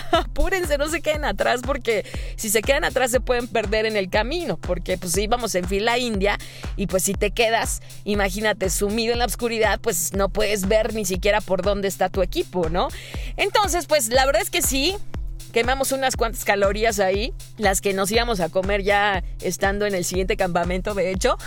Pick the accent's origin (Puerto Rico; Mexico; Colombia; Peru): Mexico; la única mexa ahí